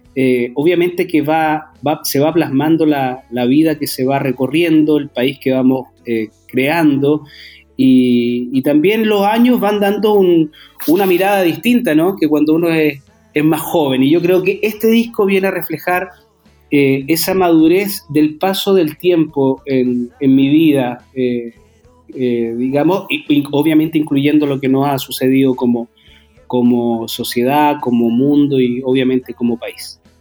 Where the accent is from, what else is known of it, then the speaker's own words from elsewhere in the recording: Santiago, Santiago Metropolitan Region, Chile; yo soy de Santiago